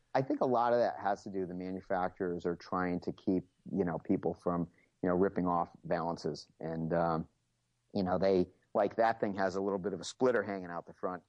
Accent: United States; I'm an American, so I love muscle cars

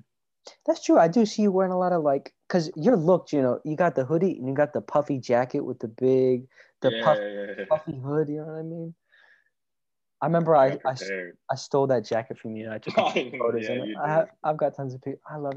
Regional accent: United States; As an American and as a non-Korean person

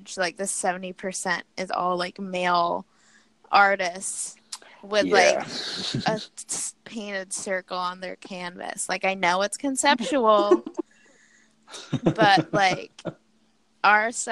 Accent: New York City, New York, United States; moved away as an adult; I'm from New York City, born and raised.

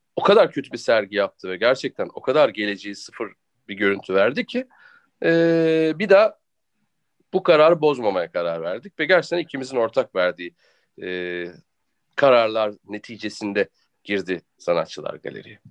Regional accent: Turkey; Ben de Türk'üm

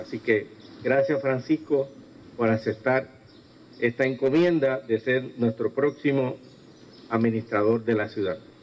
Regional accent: Ponce, Puerto Rico; a mi patria, a mi tierra, a mi Ponce. Estamos tan orgullosos de, de ser Ponce

